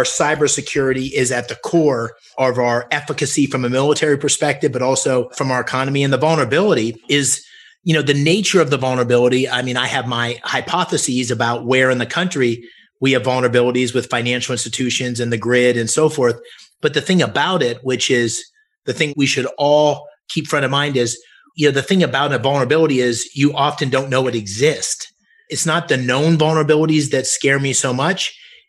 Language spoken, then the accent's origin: English; Bloomsburg, Pennsylvania, United States; moved away as an adult; I'm from Bloomsburg, which is about 30 miles from Scranton and Wilkes-Barre. Scranton and Wilkes-Barre was where we used to go to buy school clothes